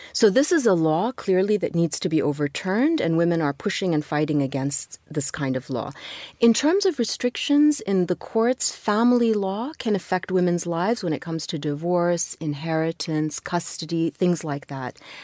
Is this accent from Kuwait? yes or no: yes; Kuwait; moved away as an adult; also born or lived in London / Edinburgh / St. Louis, United States; I was born in Kuwait, but I was really just a few months old when my parents moved to London, Edinburgh for a very short time, and then to Saint Louis. And I was there till I was six. and then moved back to Kuwait with my parents